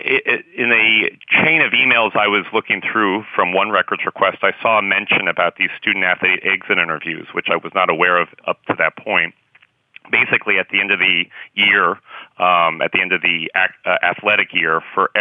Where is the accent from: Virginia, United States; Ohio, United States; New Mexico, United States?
New Mexico, United States; Albuquerque; moved away as an adult; also born or lived in Wisconsin; I was born and raised in Albuquerque, New Mexico